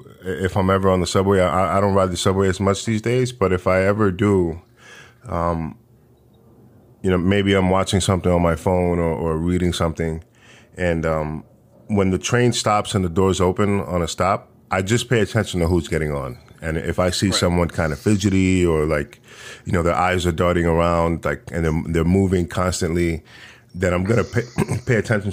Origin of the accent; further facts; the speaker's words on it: New York, United States; So I'm from New York, and when I was a teenager, the crime was pretty high.